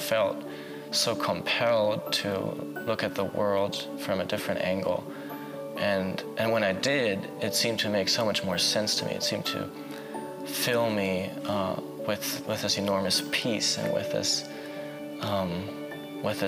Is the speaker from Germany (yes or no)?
yes; Berlin, Germany; I grew up in Berlin. I spent pretty much all of my life in Berlin.